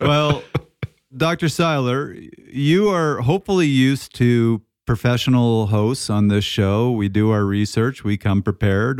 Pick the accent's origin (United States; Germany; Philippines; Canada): Canada; being Canadian